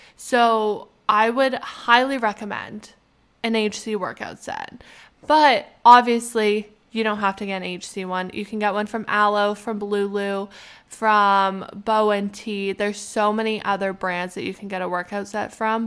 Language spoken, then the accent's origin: English; Canada; being a Canadian